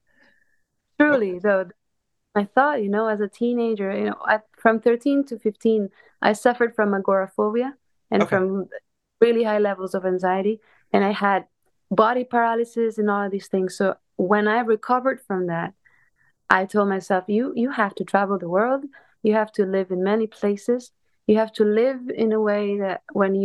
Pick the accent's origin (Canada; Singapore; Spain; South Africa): Spain; a small city south of Barcelona, Catalonia; moved away; I'm originally from Spain. I grew up in a small city in the south of Barcelona.